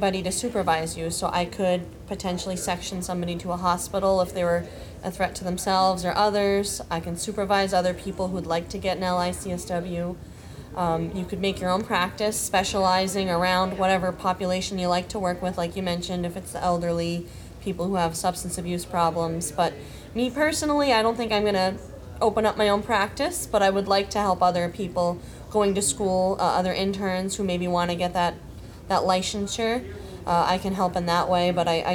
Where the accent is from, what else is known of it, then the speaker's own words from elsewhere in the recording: Blackstone, Massachusetts, United States; I grew up in Blackstone, and I went to Blackstone Regional High School